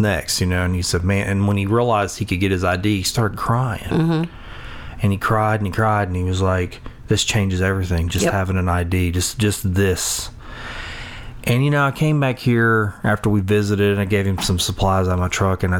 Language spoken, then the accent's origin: English; Sulphur, Louisiana, United States; I grew up in Sulphur